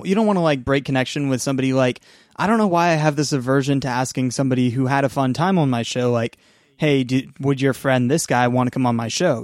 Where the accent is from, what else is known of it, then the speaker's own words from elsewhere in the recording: two-hour drive outside Seattle, Washington, United States; moved away; the town that I'm in, my hometown where I'm staying right now